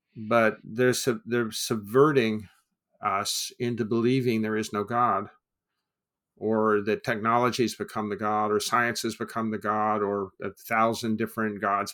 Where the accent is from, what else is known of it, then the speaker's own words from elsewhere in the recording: United States; as an American